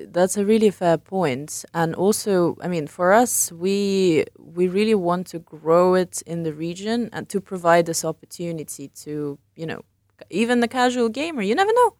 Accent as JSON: {"language": "English", "region": "England", "country": "United Kingdom", "tie": "born or raised there", "also_born_or_lived": "London", "moved": "as an adult", "said": "I grew up in England and I worked in London."}